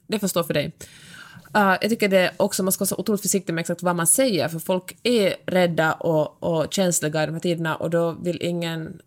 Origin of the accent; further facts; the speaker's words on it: Finland; jag är finlandssvensk